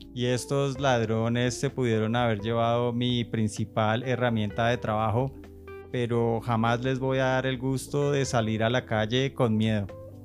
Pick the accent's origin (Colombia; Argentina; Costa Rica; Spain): Colombia; Bogotá; Como buenos bogotanos